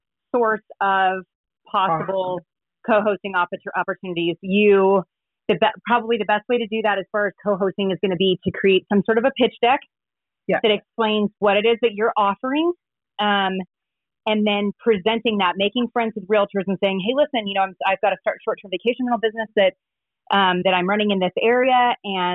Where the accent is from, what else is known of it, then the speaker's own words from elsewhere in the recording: San Antonio, Texas, United States; now in Park City, United States; my hometown in San Antonio, Texas